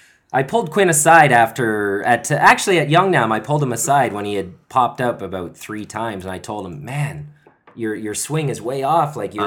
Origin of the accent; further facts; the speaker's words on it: Canada; now in South Korea; As a Canadian, we were all taught like game seven overtime winner